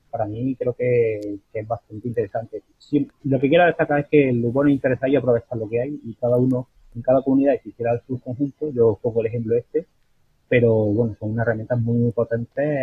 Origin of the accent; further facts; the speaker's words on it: Andalusia, Spain; soy, aquí de Andalucía